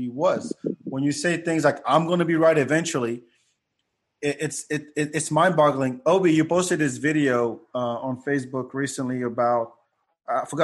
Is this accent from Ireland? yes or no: no; France; moved away; Growing up in France